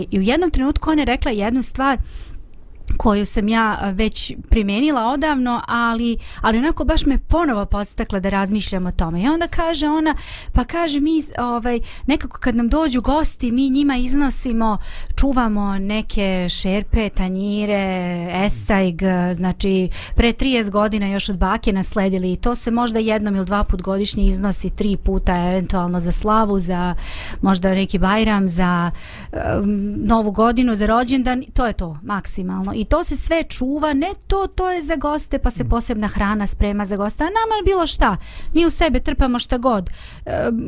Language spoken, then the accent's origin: Croatian; Banja Luka, Republika Srpska, Bosnia & Herzegovina; ovde kod nas u Banja Luci